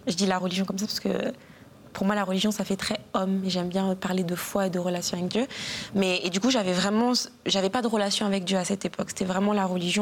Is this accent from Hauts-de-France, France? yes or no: yes; Cires-lès-Mello, Hauts-de-France, France; also born or lived in Guadeloupe (ancestry); de Cire-les-Mélos, une petite ville dans le 60